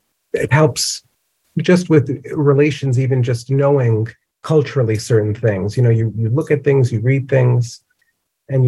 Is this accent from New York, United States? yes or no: yes; New York City, New York, United States; when I grew up in the Bronx, we lived in our neighborhood, the houses, you know, that sort of typical two family.